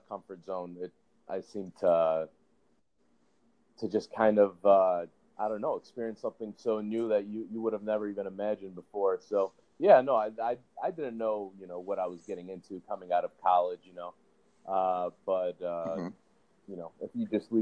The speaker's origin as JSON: {"language": "English", "town": "Chicago", "region": "Illinois", "country": "United States", "tie": "born or raised there", "said": "born and raised in Chicago, you know, went to school in the West Loop pretty much through high school and undergrad"}